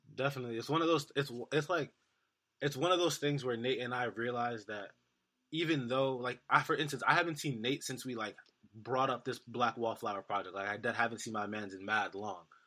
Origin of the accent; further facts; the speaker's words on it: New York City, New York, United States; I'm from New York City